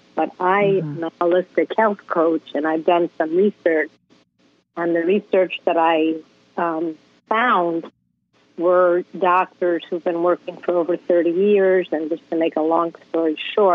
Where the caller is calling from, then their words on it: Sunrise, Florida, United States; I'm from Sunrise, Florida.